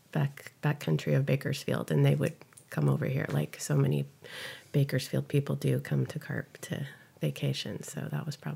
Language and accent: English; San Fernando Valley, California, United States; now in Carpinteria, United States; I grew up in the San Fernando Valley